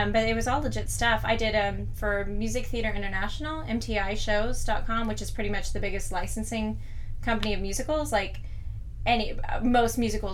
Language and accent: English; Nashville, Tennessee, United States; moved away as an adult; also born or lived in Orlando; I grew up in Nashville, Tennessee